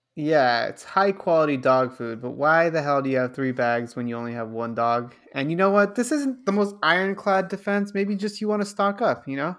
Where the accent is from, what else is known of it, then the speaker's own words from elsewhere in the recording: Los Angeles, California, United States; I'm born and raised in Los Angeles, California.